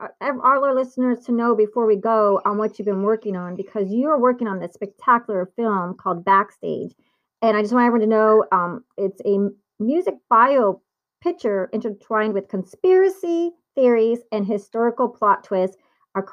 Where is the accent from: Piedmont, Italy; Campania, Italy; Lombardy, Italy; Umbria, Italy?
Campania, Italy; Naples; I was born in Naples and my mom is in Naples, Italy right now